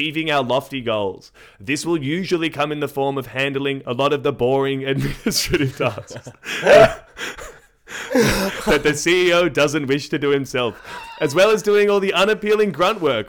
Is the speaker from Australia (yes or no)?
yes; Australia; We are Australian, as people might be able to hear.